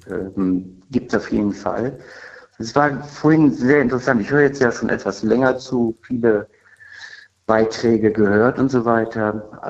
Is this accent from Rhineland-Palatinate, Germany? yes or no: yes; Linz am Rhein, Rhineland-Palatinate, Germany; Ich komme aus dem Rheinland-Pfalz.